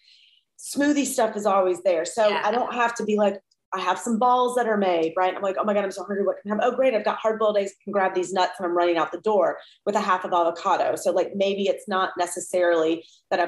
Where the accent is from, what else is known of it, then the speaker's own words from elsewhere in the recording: Georgia, United States; also born or lived in Atlanta; now in Southern California, United States; I'm from Georgia.